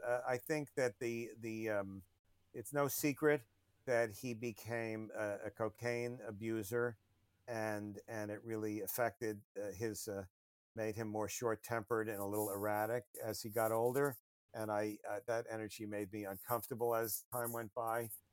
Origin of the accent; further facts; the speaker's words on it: United States; the U.S. is a pretty big place and it's my home country